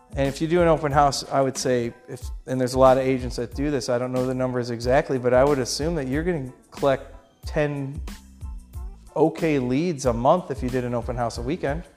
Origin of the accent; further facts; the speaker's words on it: Rochester, New York, United States; I'm from Rochester